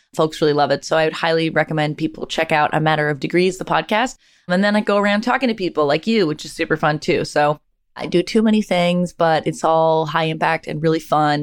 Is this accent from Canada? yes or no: yes; Canada; moved away; I'm from Canada